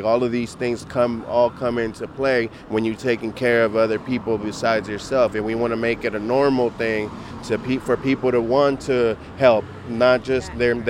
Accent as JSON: {"language": "English", "town": "Oakland", "region": "California", "country": "United States", "tie": "born or raised there", "also_born_or_lived": "Mexico", "said": "Mexican roots, Oakland raised. That's me. I was born in Mexico, but I was raised out here. So, you know, all I know is Oakland."}